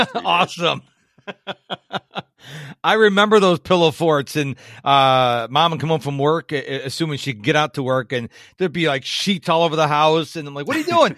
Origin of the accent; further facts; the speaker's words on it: Rochester, New York, United States; now in Houston, United States; I grew up in Rochester, New York